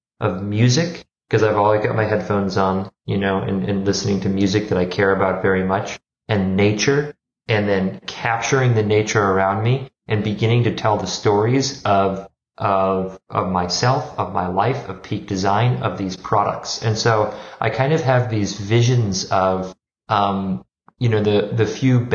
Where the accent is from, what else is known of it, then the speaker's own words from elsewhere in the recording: Minnesota, United States; moved away as an adult; also born or lived in Wisconsin / Rome / San Francisco; I grew up in Minnesota